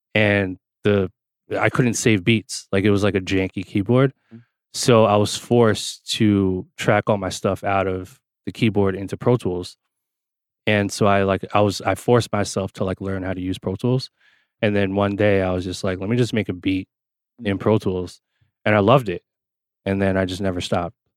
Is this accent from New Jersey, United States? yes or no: yes; New Jersey, United States; I grew up in Jersey